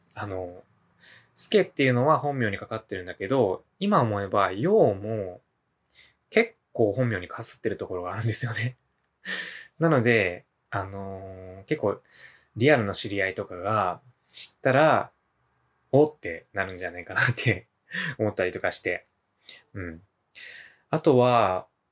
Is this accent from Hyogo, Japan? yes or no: yes; Hyogo, Japan; 生まれも育ちも、現在もですね、まあ兵庫県で、えー、生まれ育って、現在も住んでおります。